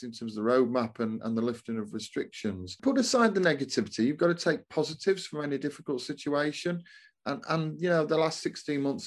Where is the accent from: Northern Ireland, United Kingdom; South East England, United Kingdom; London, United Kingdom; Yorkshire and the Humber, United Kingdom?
Yorkshire and the Humber, United Kingdom; Doncaster; my hometown of Doncaster